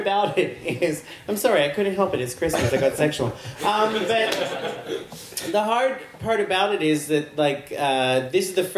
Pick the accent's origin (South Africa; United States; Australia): Australia; I'm Australian